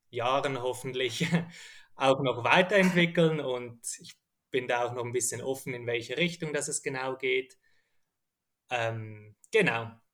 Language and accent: German; Zurich, Switzerland; also aufgewachsen bin ich mal in Zürich